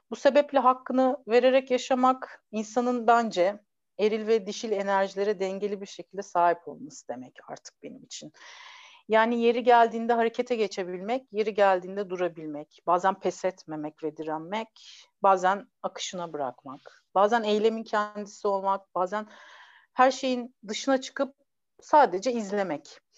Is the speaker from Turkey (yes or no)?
yes; Ankara, Turkey; also born or lived in Istanbul; now in İzmir, Turkey; bir Ankaralı, bir İstanbullu ve bir İzmirli kadınım aslında. Ee, bir Ankaralı olarak disiplinli, İstanbullu olarak e, hızlı, pratik ve böyle bilgi peşinde koşan biriyim. Daha çok yeni İzmirliyim